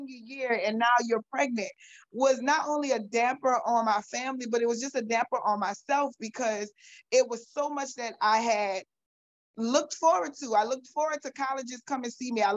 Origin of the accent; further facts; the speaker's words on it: New Orleans, Louisiana, United States; I was born and raised in New Orleans, Louisiana. I'm mostly a West Bank girl, was born and raised in Algiers